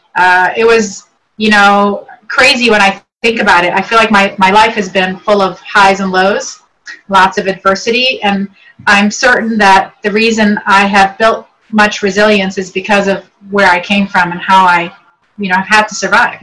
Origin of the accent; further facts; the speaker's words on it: Northern Virginia, United States; English is a second language; also born or lived in Beirut, Lebanon; Came here when I was age eight into northern into the Northern Virginia area, and I've been here ever since. And learned English